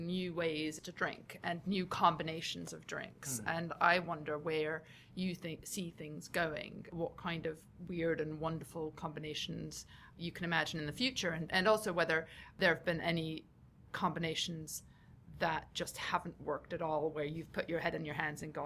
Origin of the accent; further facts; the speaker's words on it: United States; accent: American; also born or lived in United Kingdom; I say that with an American accent, though I am British